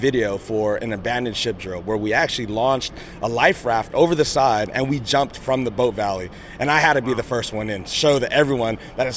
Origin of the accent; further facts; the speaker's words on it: San Diego, California, United States; I'm from San Diego, California. I'm the son of a chief petty officer, HTC. I'm a local boy from San Diego